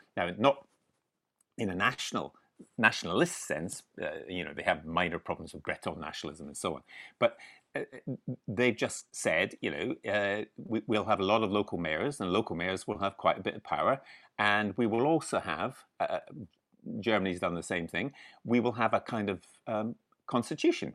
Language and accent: English; Edinburgh, Scotland, United Kingdom; moved away; also born or lived in Glasgow; I was born in Glasgow. I brought, brought up in Edinburgh